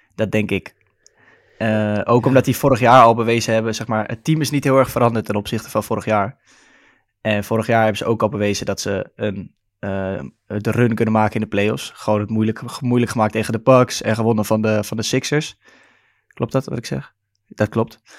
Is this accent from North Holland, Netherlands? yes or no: yes; Amsterdam, North Holland, Netherlands; accent: Amsterdam; Ik ben geboren en getogen in Amsterdam, zoals je waarschijnlijk wel kan horen aan mijn accent af en toe